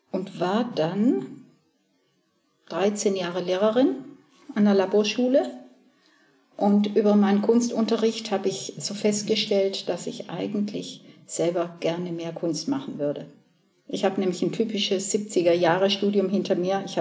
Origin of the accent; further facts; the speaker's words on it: Southern Germany, Germany; moved away as an adult; also born or lived in Cologne; Also ich bin ja in, in Süddeutschland geboren und aufgewachsen, war auf dem Mädchengymnasium